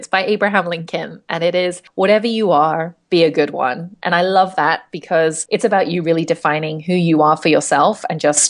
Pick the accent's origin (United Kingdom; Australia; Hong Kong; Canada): Hong Kong; I'm from Hong Kong, and I live here now as well.